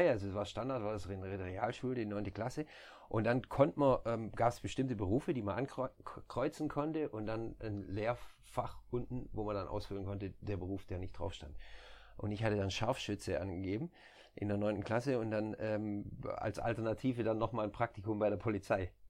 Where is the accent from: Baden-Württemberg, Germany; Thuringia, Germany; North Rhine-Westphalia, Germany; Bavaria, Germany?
Baden-Württemberg, Germany; near Stuttgart; moved away as an adult; now in Netherlands; ich komme aus, aus der Nähe von Stuttgart, dann Esslingen äh, liegt auch in der Nähe von Stuttgart